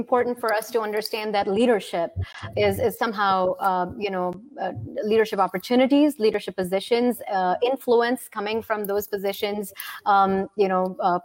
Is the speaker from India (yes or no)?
yes; India; moved away; also born or lived in Russia; where I was raised, which is India